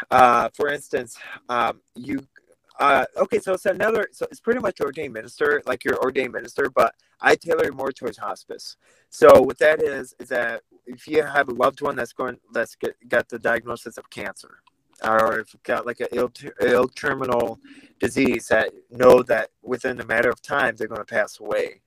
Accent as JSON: {"language": "English", "town": "Vladikavkaz", "region": "North Ossetia–Alania", "country": "Russia", "tie": "born or raised there", "moved": "yes", "lives_now": "United States", "said": "I was born in Russia, Vladikavkaz, Russia"}